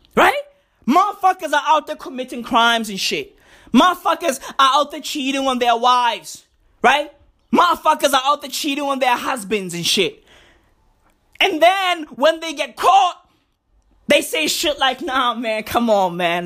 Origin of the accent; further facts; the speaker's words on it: South Africa; I'm South African